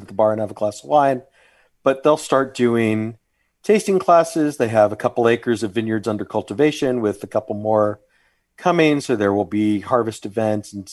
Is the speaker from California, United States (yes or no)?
no; Sugar Land, Texas, United States; I grew up in Sugarland, not that far from where Messina Hof is